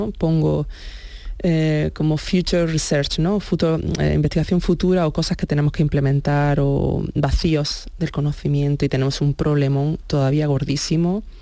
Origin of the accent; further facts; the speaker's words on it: Andalusia, Spain; Y aunque mi ilusión era eso, el contribuir en Andalucía y, y darlo todo por mi tierra, pues un poco también ser realista, ¿no?